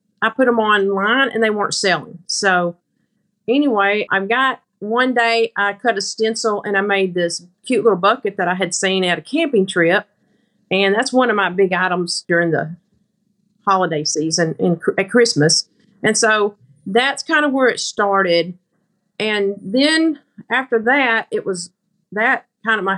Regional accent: Grapevine, Arkansas, United States; I'm from Grapevine, Arkansas. It's just a little small farm community. I live on a farm.

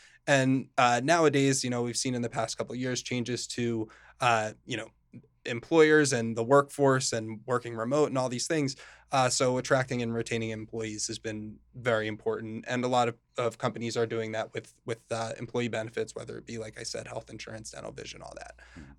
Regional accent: Morristown, United States; So I'm from Morristown originally. I grew up there, you know, with my family, my sister, and my parents.

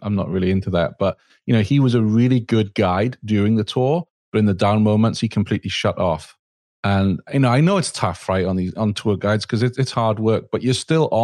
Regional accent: United Kingdom

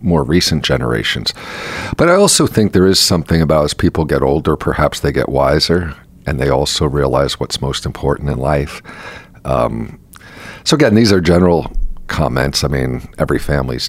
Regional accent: Lebanon, Pennsylvania, United States; also born or lived in Mahanoy City, Pennsylvania; I was raised in Lebanon

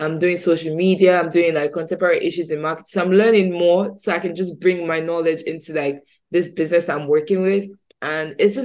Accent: Nigeria; moved away as an adult; now in United Kingdom; I'm Nigerian. I moved to the UK early this year

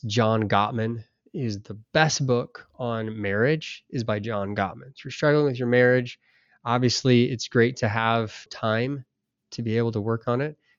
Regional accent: United States; we're American.

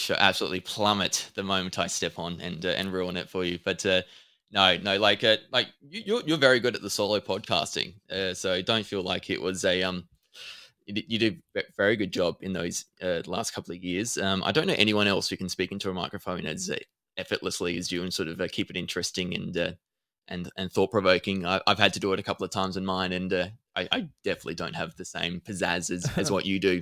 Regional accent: Adelaide, South Australia, Australia; I'm from Adelaide, so I'm not too far away from you.

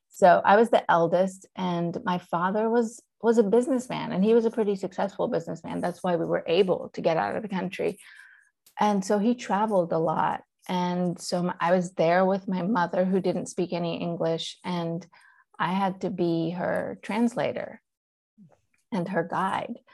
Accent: Charlotte, North Carolina, United States; born or raised there; first language Persian; English is a second language; also born or lived in Iran / London

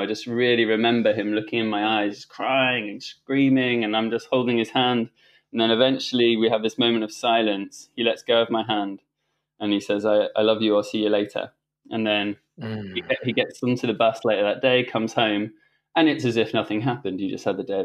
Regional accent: France; I grew up in school in France.

